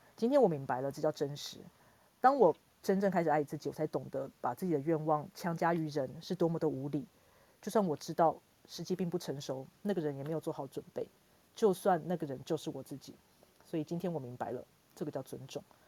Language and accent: Chinese; Hsinchu, Taiwan; 新竹就是我的故乡嘛